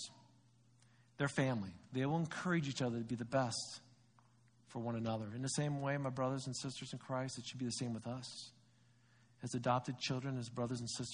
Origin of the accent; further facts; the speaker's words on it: United States; we celebrate being an American